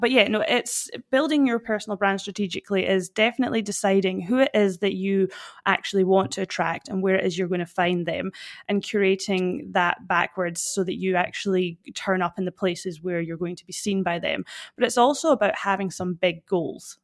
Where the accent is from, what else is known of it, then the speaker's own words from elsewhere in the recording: Fort William, Scotland, United Kingdom; accent: Scottish; moved away as an adult; now in Perth, Australia; I'm originally from Fort William in Scotland. That's where this, this awesome accent comes from